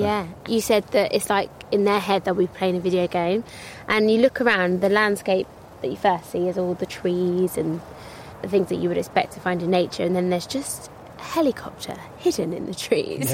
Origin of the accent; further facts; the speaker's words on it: London, United Kingdom; I'm from London